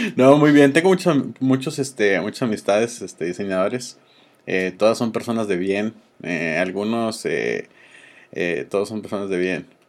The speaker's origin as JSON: {"language": "Spanish", "country": "Mexico"}